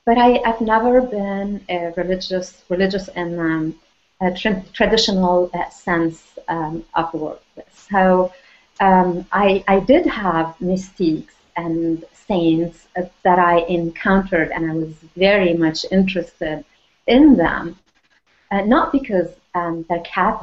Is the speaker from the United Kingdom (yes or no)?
no; Lebanon; moved away; also born or lived in France; I was born in Lebanon